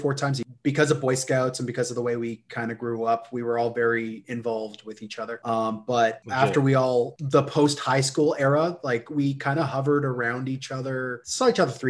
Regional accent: Canada; we're Canadian

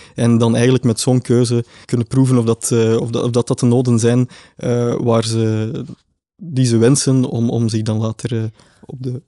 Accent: Flanders, Belgium

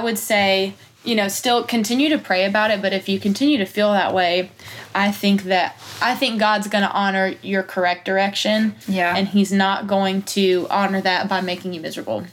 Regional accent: Pickens, South Carolina, United States; moved away as an adult; now in Nashville, United States; I grew up in Pickens

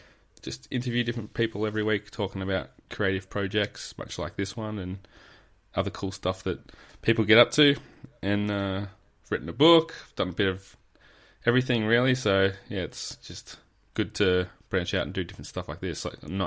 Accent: Adelaide, South Australia, Australia; now in Victoria, Australia; It's always good to talk to another South Australian. I was born in Adelaide, but have been over here in Victoria for far too long.

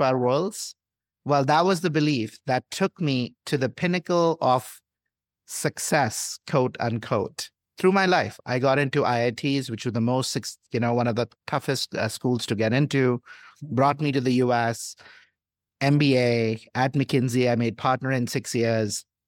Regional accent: India; moved away; I grew up in India into a middle class family

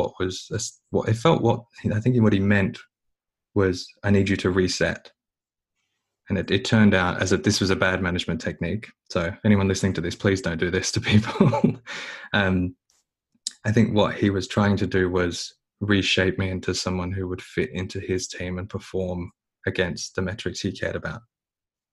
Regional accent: Australia; being more Australian than anything else

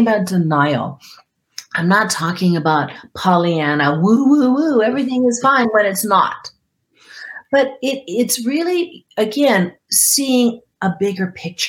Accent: Guam; moved away; I grew up on Guam

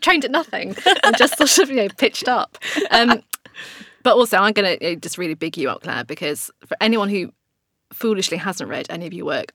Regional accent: Blackburn, North West England, United Kingdom; I'm from Blackburn, let's say Blackburn

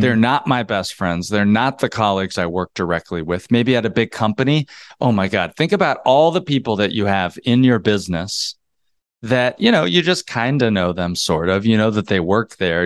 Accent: North Georgia, United States; moved away as an adult; also born or lived in North Carolina / New York City; I moved there from North Georgia. I grew up in the South.

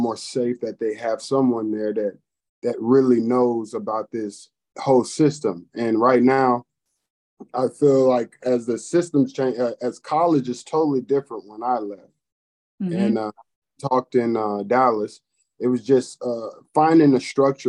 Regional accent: Nuremberg, Bavaria, Germany; born there; Yeah, well, growing up, I was born in Nuremberg, Germany. My father was a military man and a pastor also

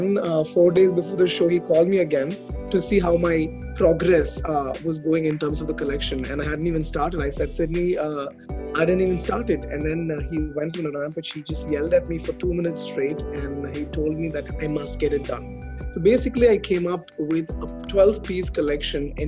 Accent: Chennai, Tamil Nadu, India; I was born and raised in Chennai

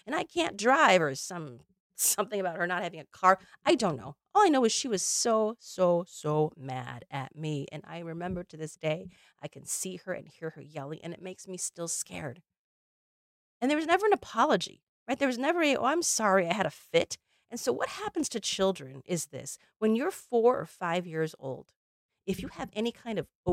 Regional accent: Illinois, United States; I grew up in Illinois

